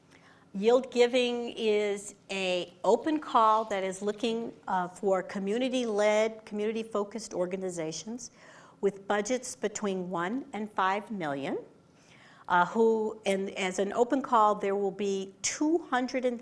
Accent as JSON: {"language": "English", "region": "Texas", "country": "United States", "said": "I'm a Texan."}